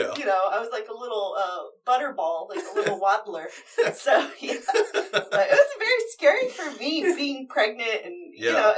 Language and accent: English; California, United States; as a Californian